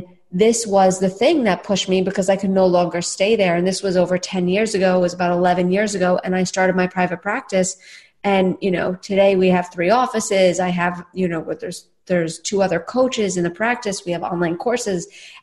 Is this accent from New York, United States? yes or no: yes; New York City, New York, United States; now in Austin, United States; I'm a New Yorker at heart. I grew up in Staten Island